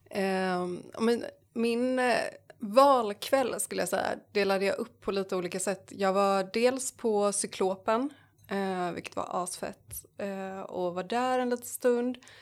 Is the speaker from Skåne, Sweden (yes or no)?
no; Jönköping, Jönköping County, Sweden; jag är från Jönköping